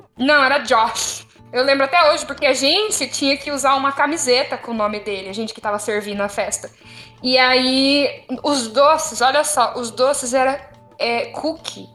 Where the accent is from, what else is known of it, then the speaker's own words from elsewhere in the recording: São Paulo, Brazil; moved away; eu sou de São Paulo